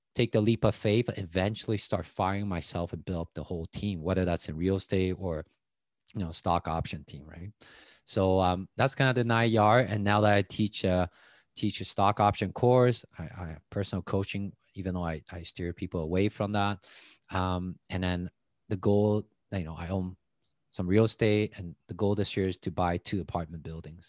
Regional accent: Taiwan; English is a second language; moved away as an adult; now in Canada; I grew up in Taiwan, but I was just a kid

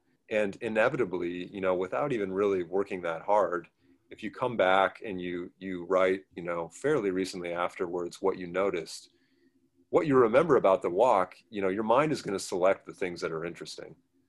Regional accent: Portland, Oregon, United States; so I grew up in the Portland area, and utterly took for granted the mountains and the rivers there

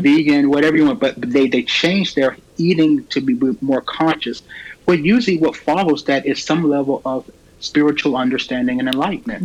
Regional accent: Raleigh, North Carolina, United States; born and raised in Raleigh

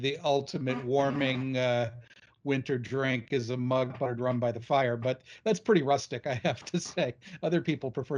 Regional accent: New England, United States; I grew up in New England, you know, the oldest settled part of the United States

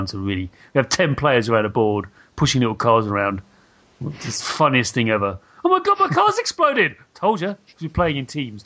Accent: United Kingdom; I'm just being very British

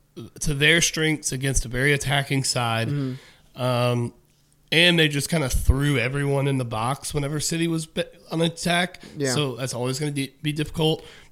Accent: Oxford, Mississippi, United States; growing up in Oxford

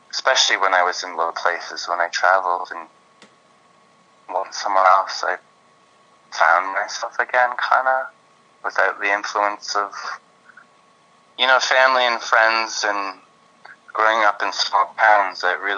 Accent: Belleville, Ontario, Canada; moved away; also born or lived in England; I grew up in Belleville, Ontario

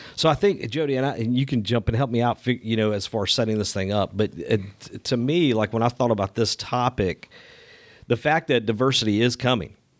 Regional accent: Crestview, Florida, United States; white guy growing up in Crestview, Florida

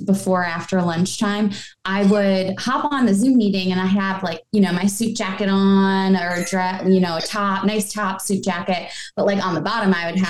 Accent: Buffalo, New York, United States; I'm from Buffalo, so

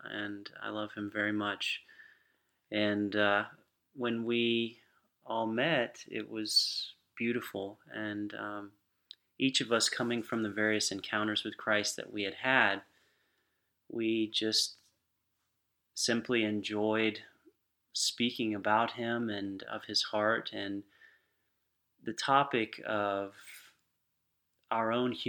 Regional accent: Lakeland, Florida, United States; I grew up here in Lakeland.

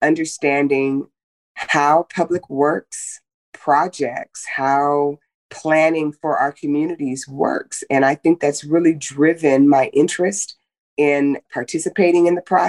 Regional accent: Oakland, California, United States; also born or lived in Germany; now in Las Vegas, United States; I grew up in Northern California in the Bay Area. My parents were young parents. We lived in Oakland

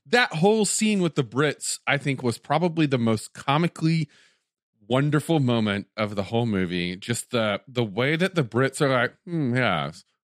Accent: Tennessee, United States; where I grew up, Tennessee

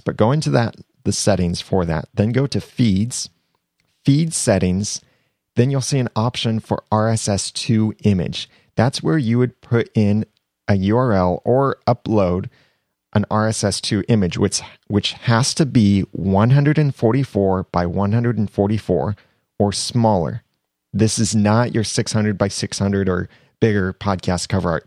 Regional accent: United States; accent: American; my American accent

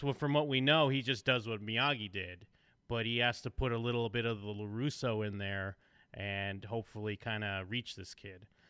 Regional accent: United States; I'm American

